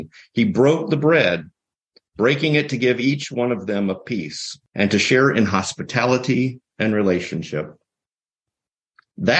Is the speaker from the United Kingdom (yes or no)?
no; the South, United States; I'm from the South